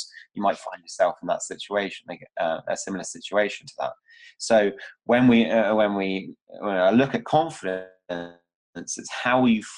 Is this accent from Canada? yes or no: no; Cornwall, South West England, United Kingdom; now in Bristol, United Kingdom; I'm originally from Cornwall. It was a small, like in the Styx area. Hated it.